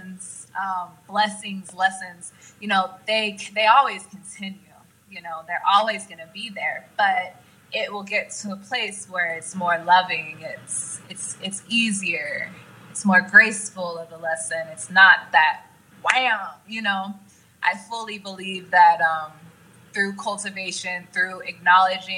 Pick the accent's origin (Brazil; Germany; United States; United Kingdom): United States; Oklahoma; moved away as an adult; also born or lived in Los Angeles; I'm from Oklahoma